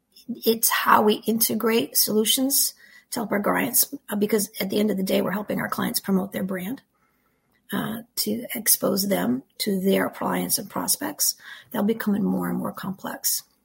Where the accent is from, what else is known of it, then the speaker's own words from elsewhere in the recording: Canada; first language French; English is a second language; First of all, English is not my first language. I'm French Canadian, so I spoke French for my first 5 years.